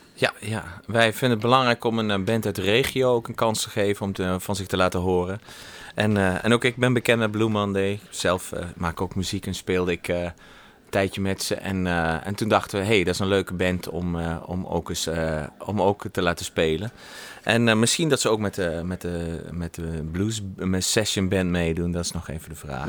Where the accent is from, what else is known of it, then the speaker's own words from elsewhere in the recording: Netherlands; now in Germany; ik ben gewoon Nederlander en we wonen in Sieflieg